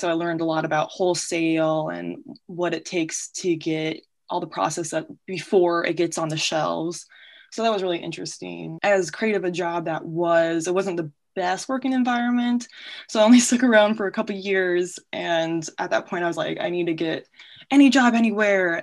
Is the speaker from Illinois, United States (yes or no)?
yes; Peoria, Illinois, United States; also born or lived in Quad Cities; born and raised in Peoria, Illinois